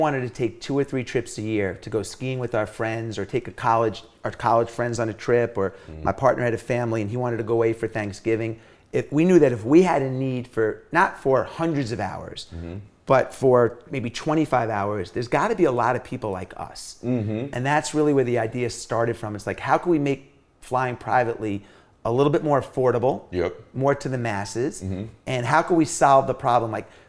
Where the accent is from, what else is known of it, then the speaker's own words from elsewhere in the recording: New York City, New York, United States; When I was growing up, I grew up in New York City or in Long Island in the 80s when breakdancing and rap and all this stuff was happening.